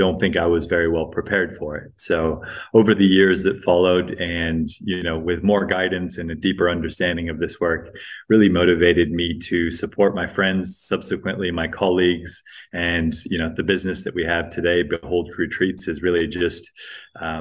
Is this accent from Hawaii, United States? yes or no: yes; Hawaii, United States; also born or lived in Greece; I was born in Greece to quite hippie parents, raised predominantly in the US, in Hawaii